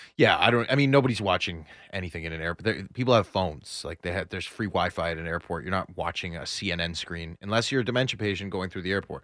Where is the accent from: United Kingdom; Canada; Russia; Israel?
Canada; Toronto, Ontario; moved away as an adult; now in Austin, United States; I'm from Toronto, Canada